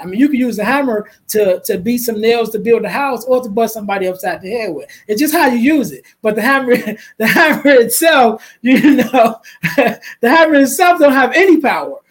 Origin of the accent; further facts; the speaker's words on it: Chicago, Illinois, United States; I'm from Chicago